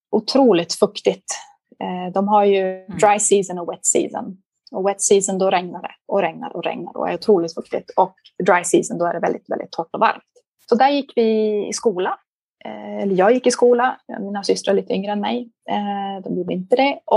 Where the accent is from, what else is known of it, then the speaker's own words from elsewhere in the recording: Liberia; born there; Och när de flyttade till Liberia så var min mamma gravid med mig. Så jag föddes i Liberia eh